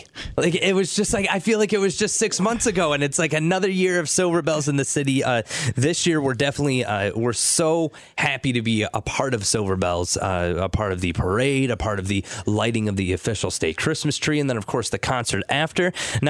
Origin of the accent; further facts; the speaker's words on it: Northern Michigan, United States; I'm from Northern Michigan